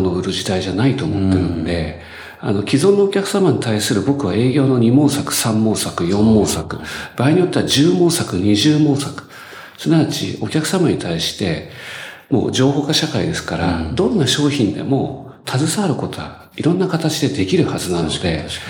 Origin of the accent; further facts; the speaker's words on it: Chiba, Japan; 私千葉出身です